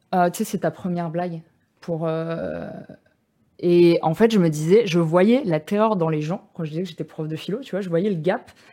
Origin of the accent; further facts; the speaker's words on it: Bagnolet, Île-de-France, France; moi j'ai grandi à Bagnolet